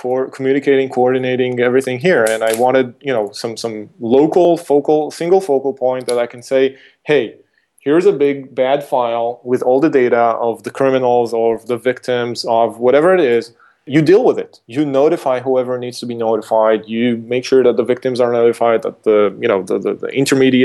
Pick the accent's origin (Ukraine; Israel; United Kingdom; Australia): Israel; my hometown, was Israel